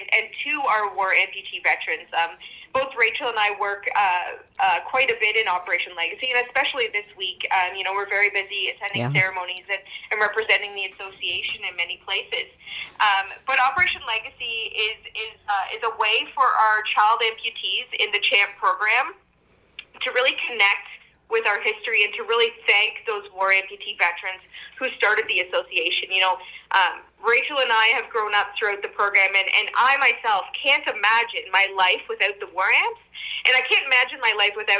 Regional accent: Norwood, Ontario, Canada; now in Ottawa, Canada; when I was at home in Norwood, I did, go to the cenotaph

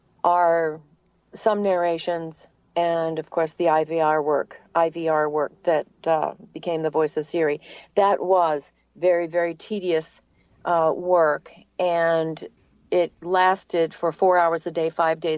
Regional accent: New England, United States; accent: New England; now in Atlanta, United States; So it was very fortunate that I lost my New England accent. And then I've been in Atlanta for a very long time.

